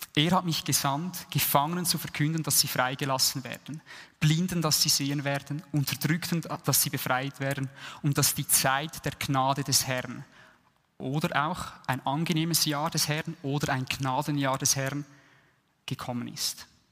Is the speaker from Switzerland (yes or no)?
yes; Switzerland; uns als Schweizer